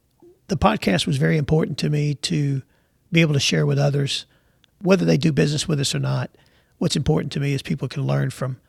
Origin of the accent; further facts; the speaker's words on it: New York City, New York, United States; now in Jacksonville, United States; We came from New York City to Jacksonville, Texas, with three boxes to our name on Trailways bus.